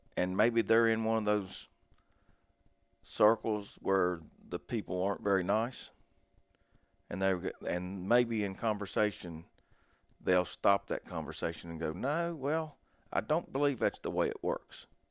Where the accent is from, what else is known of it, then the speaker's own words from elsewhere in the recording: Logan, West Virginia, United States; I grew up in Southern West Virginia down in Logan, and I live about an hour and twenty minutes north of there now.